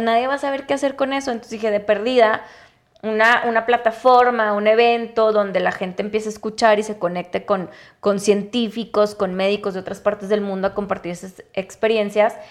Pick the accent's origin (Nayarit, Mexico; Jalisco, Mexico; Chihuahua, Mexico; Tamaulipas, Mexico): Chihuahua, Mexico; also born or lived in Ciudad Juárez; Yo soy de Chihuahua